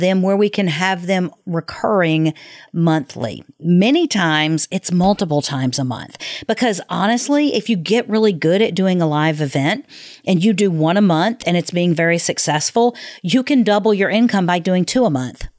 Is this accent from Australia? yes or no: no; the South, United States; I was raised in the South